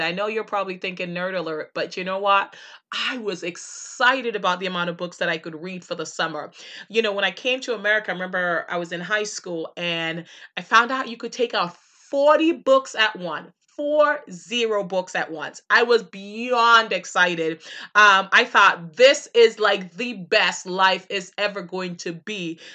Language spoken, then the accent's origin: English; Jamaica; moved away; as a kid growing up in Jamaica